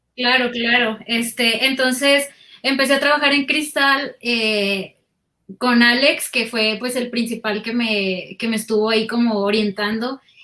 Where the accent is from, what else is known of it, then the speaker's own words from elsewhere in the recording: Guasave, Sinaloa, Mexico; moved away as an adult; also born or lived in Culiacán, Mexico; now in Mexico City, Mexico; yo nací en Guasave y cuando estudié la carrera, o sea, para estudiar universidad me fui, fui a la ciudad de Culiacán.